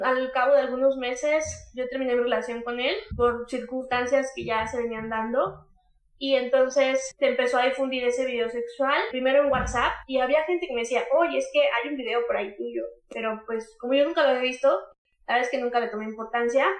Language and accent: Spanish; Huauchinango, Puebla, Mexico; De donde yo soy originaria, son alrededor de 100.000 habitantes